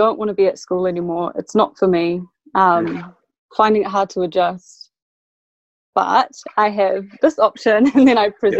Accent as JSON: {"language": "English", "region": "Auckland", "country": "New Zealand", "tie": "born or raised there", "also_born_or_lived": "South London, United Kingdom", "said": "I grew up in Beach Haven."}